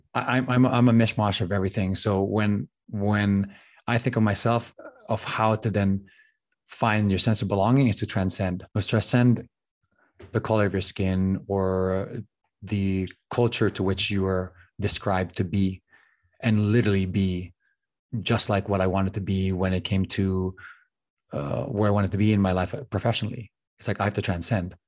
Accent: Philippines; moved away; growing up in the Philippines, family is, is everything

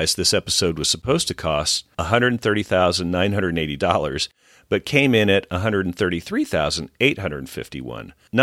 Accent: Dixie, the South, United States; growing up in Dixie

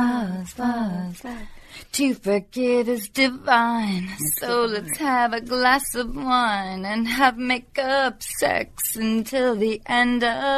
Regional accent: Seattle, Washington, United States; because I'm from Seattle

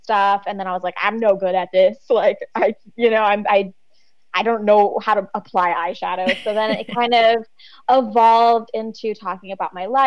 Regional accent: United States; first language Czech; English is a second language; also born or lived in Czech Republic; So she then brought me back to the United States

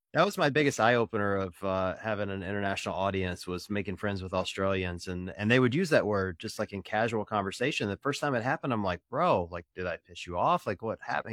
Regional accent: the Bible Belt in the Deep South, United States; I was raised in the Bible Belt in the Deep South

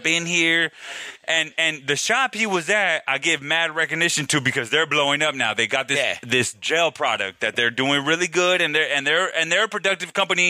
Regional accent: Venice, California, United States; So, as a memory, as growing up, I'm from Venice.

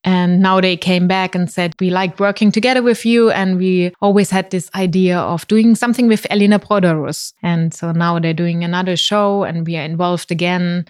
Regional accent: Mannheim, Baden-Württemberg, Germany; moved away as an adult; also born or lived in Finland / India; now in Berlin, Germany; I grew up in Mannheim and, uh, actually not directly in Mannheim, but rather a very small suburb of Mannheim

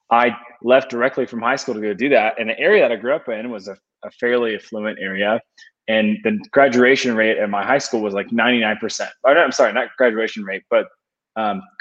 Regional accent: Atlanta, Georgia, United States; So I grew up in the Atlanta area, kind of like the northern suburbs of Atlanta, in a kind of like normal suburb home.

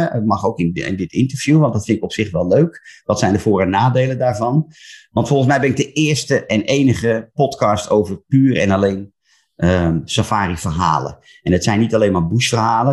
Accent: Laren, North Holland, Netherlands; moved away as an adult; now in Breukelen, Netherlands; Geboren in Laren, in het mooie Gooi, maar woon inmiddels al 20 jaar in Breukelen.

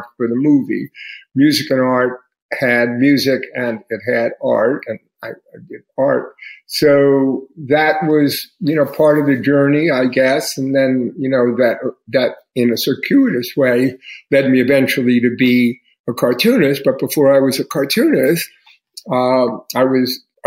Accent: New York City, New York, United States; the environment I grew up with in Queens in the 1950s in a Jewish neighborhood

